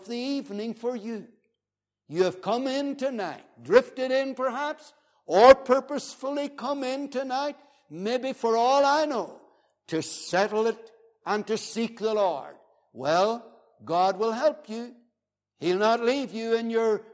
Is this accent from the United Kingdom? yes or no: yes; Northern Ireland, United Kingdom; I was from the Wild West